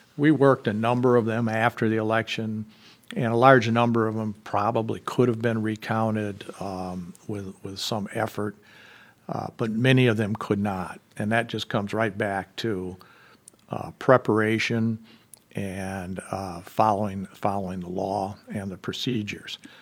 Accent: southwestern Michigan, United States; moving back to my hometown in southwestern Michigan

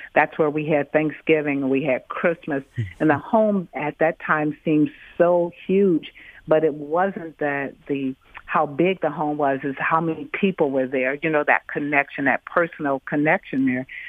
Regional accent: Detroit, Michigan, United States; I grew up in Detroit and raised here.

